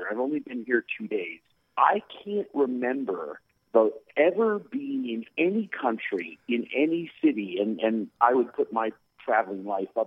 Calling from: Medellin, Antioquia, Colombia; I'm in uh, Medellin, Colombia.

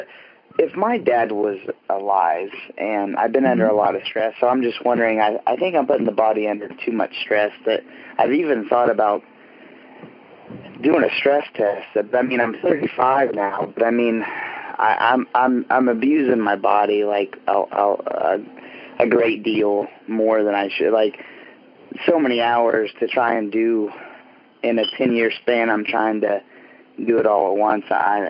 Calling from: Terre Haute, Indiana, United States; I am calling from Terre Haute, Indiana.

